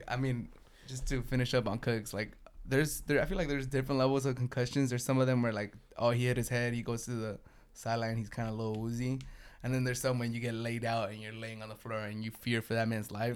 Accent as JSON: {"language": "English", "town": "San Diego", "region": "California", "country": "United States", "said": "I'm from San Diego, and for the Dodgers, it's always beat L"}